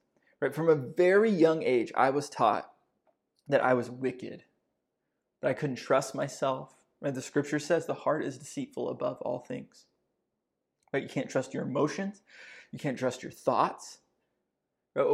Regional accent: Texas, United States; I grew up Southern Baptist in Northeast Texas.

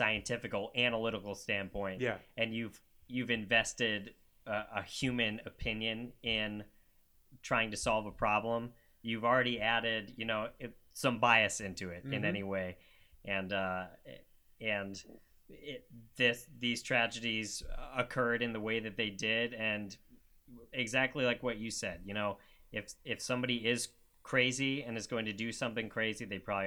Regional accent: Ohio, United States; now in San Francisco, United States; I'm also from Ohio originally

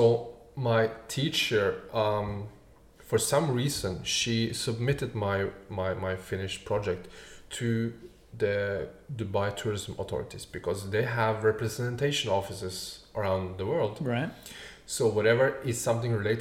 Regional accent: Norway; moved away as an adult; I grew up just outside Oslo, the capital.

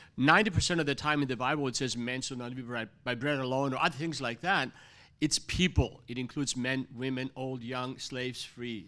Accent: Greece; moved away; growing up in Greece

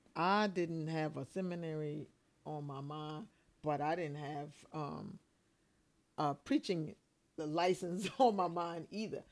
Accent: Bluffton, South Carolina, United States; I'm from Bluffton, South Carolina

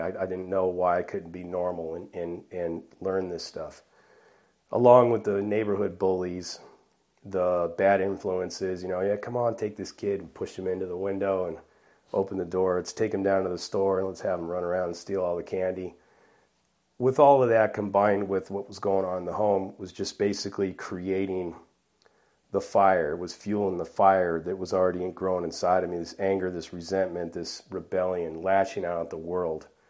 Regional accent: Bellflower, California, United States; moved away; also born or lived in Buena Park, California / La Mirada, California / Norwalk, California; I was born and raised in Bellflower, California, in southeast Los Angeles

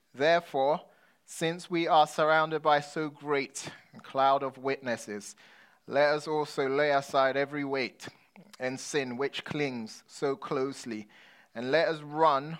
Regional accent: London, United Kingdom; When I was growing up in London, I was a kid with an identity crisis

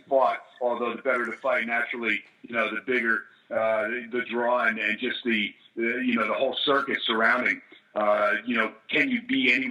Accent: New Jersey, United States; also born or lived in California; now in Las Vegas, United States; I'm initially from Jersey, but I transplanted to California

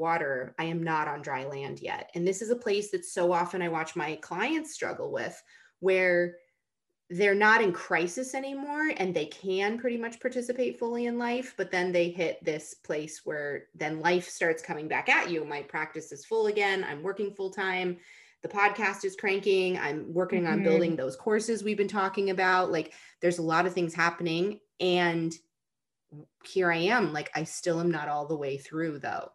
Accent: Rochester, New York, United States; moved away as an adult; I grew up in Rochester, New York, right on the shores of Lake Ontario.

